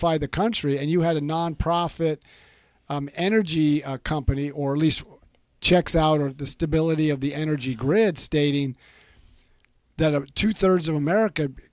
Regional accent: California, United States; moved away as an adult; I grew up in California my whole life. Moved out here about when I was 49 or 50 years old

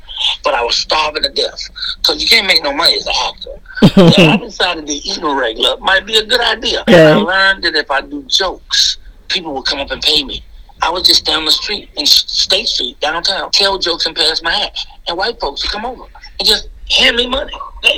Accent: Chicago, Illinois, United States; moved away as an adult; now in California, United States; I am from Chicago all day long, Southside. And I love Chicago. Graduated from Morgan Park High School, went to Chicago State University, Alan Harvey Junior College as well. But basically, I lived in Chicago

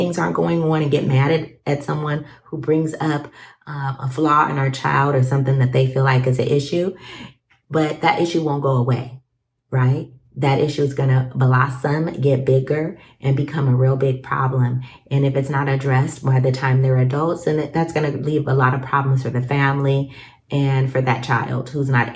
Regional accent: Alaska, United States; I grew up in Alaska

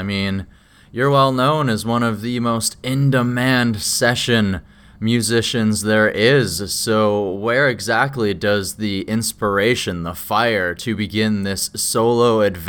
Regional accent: Saskatchewan, Canada; moved away as an adult; now in British Columbia, Canada; Oh, so I'm originally from Saskatchewan, so I've only been in BC for the last 3 years

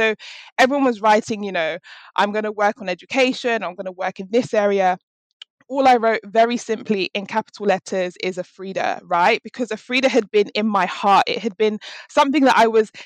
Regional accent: London, United Kingdom; somebody who was born and raised in London

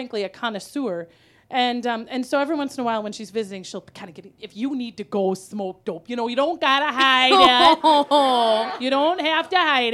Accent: Wisconsin, United States; moved away; also born or lived in Minnesota; I'm from Wisconsin, but I lived in Minnesota for 25 years

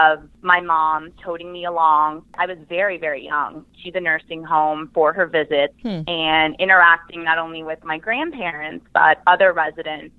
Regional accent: Tampa, Florida, United States; moved away as an adult; also born or lived in Gainesville, Florida / New York City; now in Miami, United States; I was born and raised in Tampa, Florida

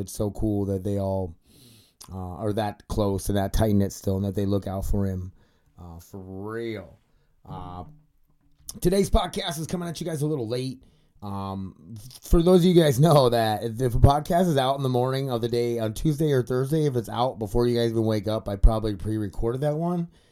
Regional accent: South Dakota, United States; I grew up in South Dakota

